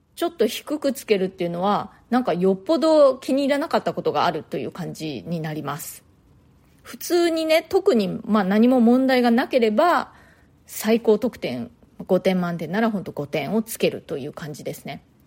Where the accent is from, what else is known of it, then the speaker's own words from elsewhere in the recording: Japan; moved away as an adult; now in New York, United States; 大人になるまで日本で育ちました